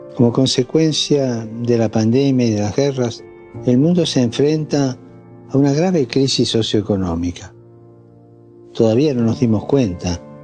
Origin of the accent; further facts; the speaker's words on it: Argentina; moved away; Yo sigo siendo argentino.